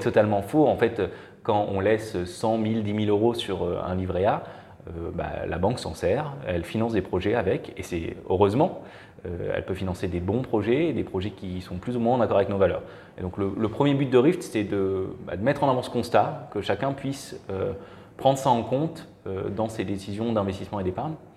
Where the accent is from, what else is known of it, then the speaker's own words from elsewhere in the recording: Marseille, Provence-Alpes-Côte d'Azur, France; moved away as an adult; also born or lived in Belgium; je suis originaire de Marseille